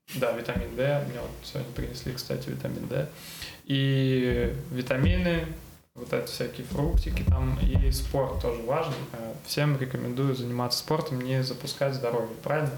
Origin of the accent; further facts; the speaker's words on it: Saint Petersburg, Russia; Я вот э, вырос в Купчино, ходил в школу в Купчино